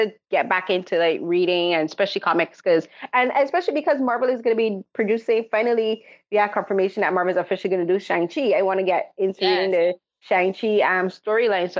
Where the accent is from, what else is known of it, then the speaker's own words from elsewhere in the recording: Barbados; Growing up in Barbados, they were expensive